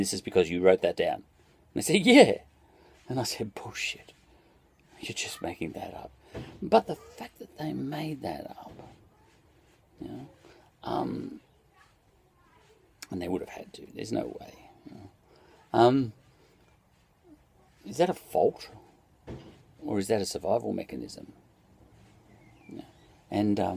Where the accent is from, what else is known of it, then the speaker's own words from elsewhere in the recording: Australia; as an Australian